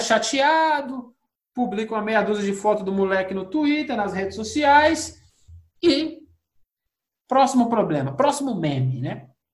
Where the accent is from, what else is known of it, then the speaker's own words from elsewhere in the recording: Brazil; lá fora não tem branco brasileiro. Nós somos todos latinos